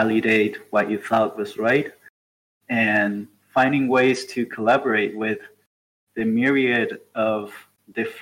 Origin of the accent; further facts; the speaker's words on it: Argentina; moved away as an adult; now in Uruguay; I'm from Argentina and I work in Uruguay. I've been working here for 3 years now